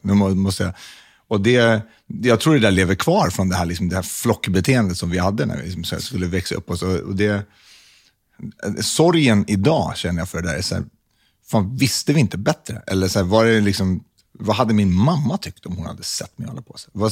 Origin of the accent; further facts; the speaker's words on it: Stockholm, Stockholm County, Sweden; Jag växte upp på Södermalm